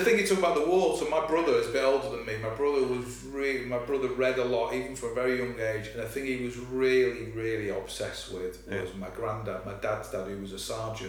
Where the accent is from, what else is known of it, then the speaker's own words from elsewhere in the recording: Glossop, East Midlands, United Kingdom; moved away as an adult; also born or lived in Swinton / Bredbury; on the estate I grew up in Glossop, Simondley, which was quite a new build, we moved there in 70, it was late 71, early 72. I was just over 1 year old.